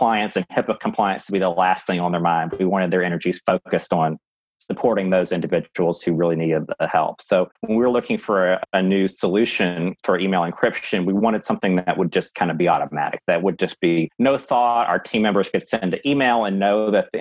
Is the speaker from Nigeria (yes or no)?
no; Louisiana, United States; I'm from Louisiana